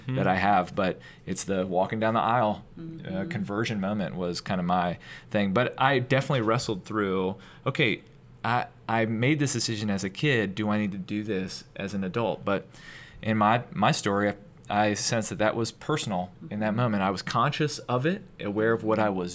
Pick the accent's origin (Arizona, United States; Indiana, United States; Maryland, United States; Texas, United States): Maryland, United States; I grew up in Maryland